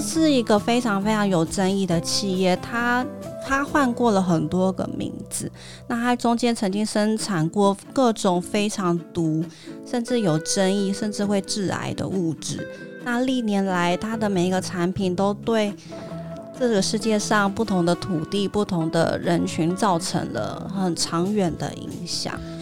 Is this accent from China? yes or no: no; Taiwan; also born or lived in Germany; 后来再回到台湾的时候